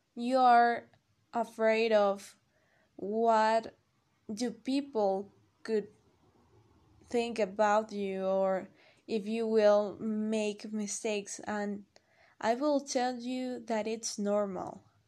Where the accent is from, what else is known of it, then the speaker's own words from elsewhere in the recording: State of Mexico, Mexico; English is a second language; I'm from Mexico. I'm 21 and I've been living here all my life.